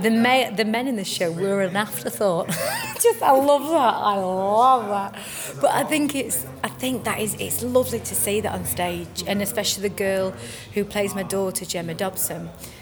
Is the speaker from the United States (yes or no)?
no; England, United Kingdom; accent: northern English; It's actually lovely to play something that's so close to my accent, because it's either, for me, Shirley was Liverpool and Abigail's Party. You know, she was from, you know, East End and stuff like that. So I quite like playing a northerner.